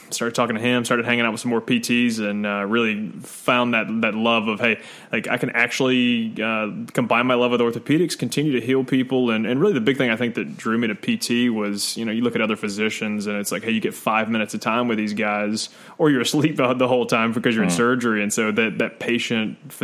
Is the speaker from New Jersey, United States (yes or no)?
no; Nashville, Tennessee, United States; also born or lived in Smyrna, Tennessee / Murfreesboro, Tennessee; I am the lone ranger who actually grew up here in Nashville